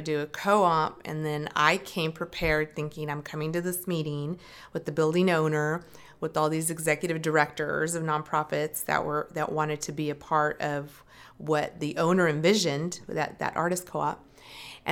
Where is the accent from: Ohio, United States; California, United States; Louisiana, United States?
California, United States; Stockton; moved away as an adult; also born or lived in Merced / Berkeley / Los Angeles; I grew up my entire life in Stockton. I grew up in Southside Stockton